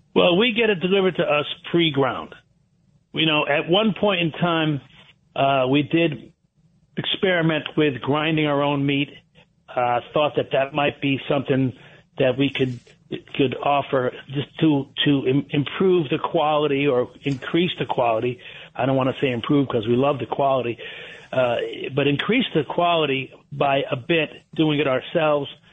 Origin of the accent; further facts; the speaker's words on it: Trumbull, Connecticut, United States; I was raised in Trumbull, Connecticut.